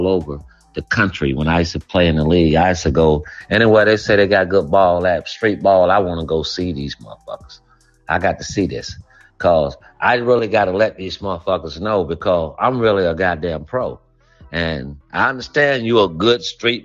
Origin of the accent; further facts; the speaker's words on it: Gainesville, Florida, United States; also born or lived in Alpharetta, Georgia / Houston; now in Charlotte, United States; Florida, old Florida brother, man. You know, I'm from Gainesville